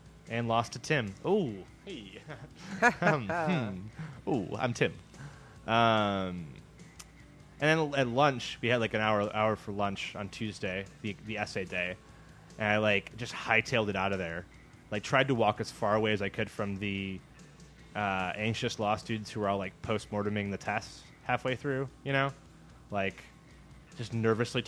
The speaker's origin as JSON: {"language": "English", "region": "Midwest", "country": "United States", "moved": "yes", "said": "I'm from the Midwest"}